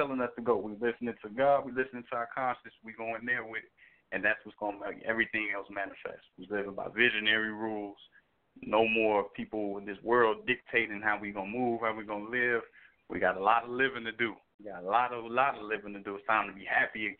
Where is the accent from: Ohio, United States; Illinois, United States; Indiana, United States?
Illinois, United States; Chicago; me being from Chicago